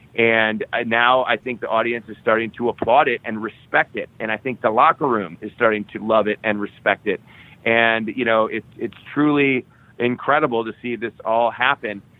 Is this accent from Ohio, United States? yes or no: yes; Cleveland, Ohio, United States; Cleveland, Ohio, which is my hometown where I grew up.